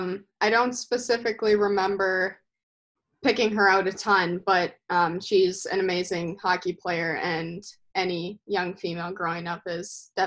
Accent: Maple Grove, Minnesota, United States; We just used to go to open skate over at Maple Grove and kind of picked it up there

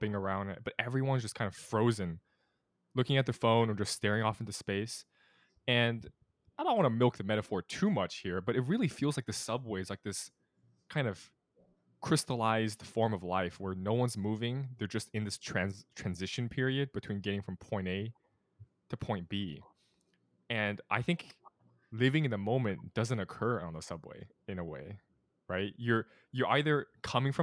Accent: California, United States; now in Boston, United States; I'm from California

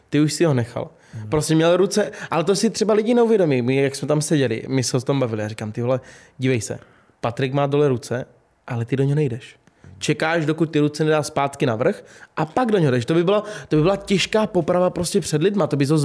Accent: Moravia, Czechia; jsem, z Moravy

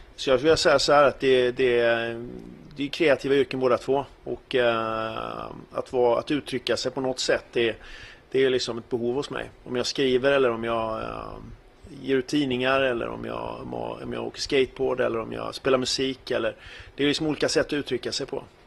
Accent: Gothenburg, Västra Götaland, Sweden; Jag är ju gammal göteborgare och var med i de första punkbanden här i Göteborg

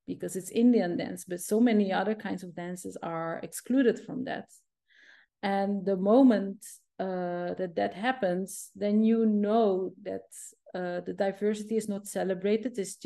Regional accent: Zeeland, Netherlands; English is a second language; I'm from Zeeland.

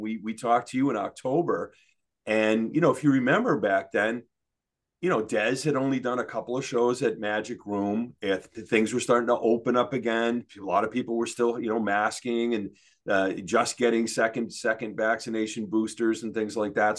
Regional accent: Maine, United States; also born or lived in Denver, Colorado / Detroit area, Michigan; So when I was about eight, uh, say, you know, 71, maybe, maybe 70, yeah, 71, we moved to Maine. And, you know, we moved to a podunk town. Um, and, uh, you know, I basically grew up in a barn

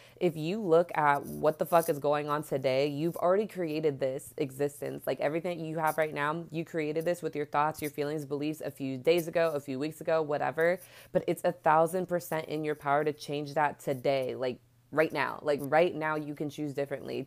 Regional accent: Bay Area, California, United States; I'm from the Bay Area, and so we don't have, like, a subway, we have BART

